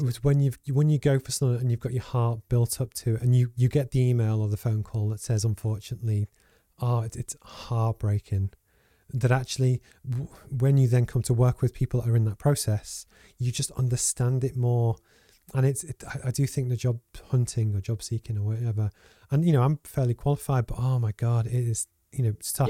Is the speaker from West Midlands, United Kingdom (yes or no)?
no; Liverpool, North West England, United Kingdom; also born or lived in Low Fell, Gateshead; now in Gateshead, United Kingdom; I grew up in Liverpool